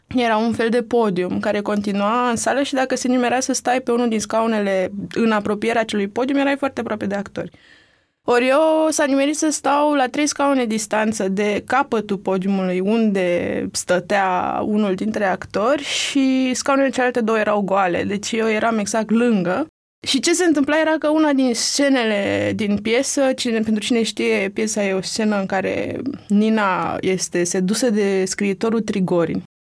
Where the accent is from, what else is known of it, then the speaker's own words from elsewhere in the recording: Romania; sunt din România